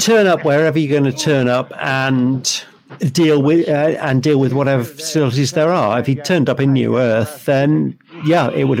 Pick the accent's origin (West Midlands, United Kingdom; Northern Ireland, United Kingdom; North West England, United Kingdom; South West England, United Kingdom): North West England, United Kingdom; Liverpool; born there; Yeah, but I was born in Liverpool. That doesn't mean I have a Scouse accent.